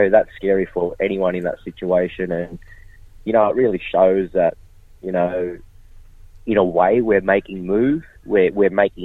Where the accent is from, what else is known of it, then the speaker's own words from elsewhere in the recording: Kempsey, New South Wales, Australia; my hometown, Dungati Country in Kempsey, New South Wales